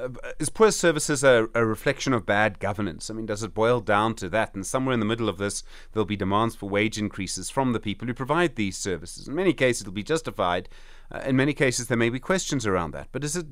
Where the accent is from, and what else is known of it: South Africa